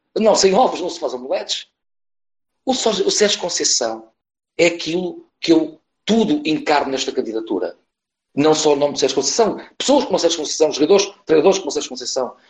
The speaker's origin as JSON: {"language": "Portuguese", "town": "Porto", "region": "Norte", "country": "Portugal", "said": "como portuense. Esta é a minha cidade"}